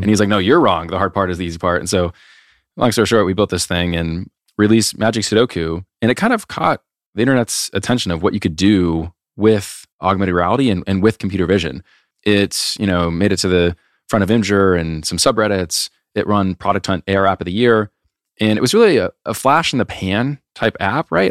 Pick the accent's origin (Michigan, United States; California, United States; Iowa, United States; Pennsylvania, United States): Iowa, United States; moved away as an adult; growing up in Iowa, it's like everyone you know is from Iowa